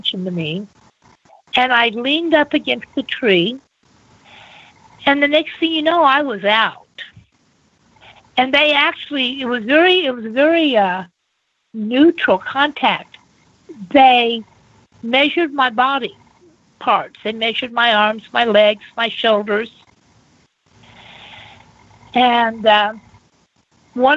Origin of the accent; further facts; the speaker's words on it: Bethany, Oklahoma, United States; I was born in Bethany, Oklahoma, where my parents met at the Nazarene Ministerial School